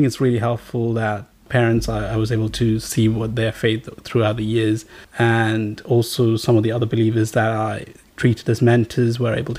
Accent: Riyadh, Riyadh Province, Saudi Arabia; I grew up in Saudi Arabia for most of my teenage years. Most of my primary secondary education was spent in Riyadh, Saudi Arabia.

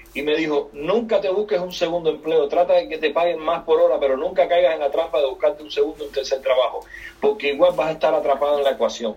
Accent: Cuba; now in United States; Yo soy cubano, salí de Cuba en 1994 en, en balsa

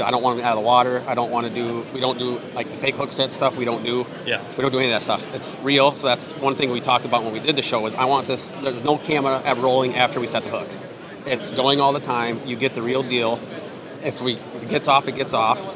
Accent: Iowa, United States; moved away; also born or lived in Wisconsin; I grew up in Iowa.

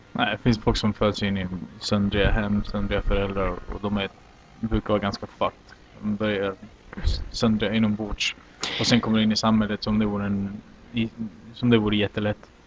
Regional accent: Olofström, Blekinge, Sweden; now in Santiago, Chile; Jag växte upp i Olofström, eller Blekinge några år.

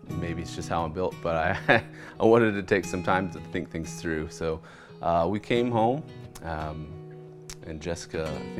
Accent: Oklahoma City, Oklahoma, United States; moved away as an adult; now in Kansas City, United States; We're from Oklahoma City originally, and I work in the medical field

